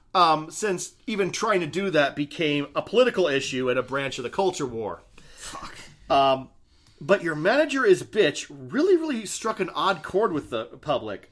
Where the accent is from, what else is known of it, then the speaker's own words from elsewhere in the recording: Idaho, United States; we're from Idaho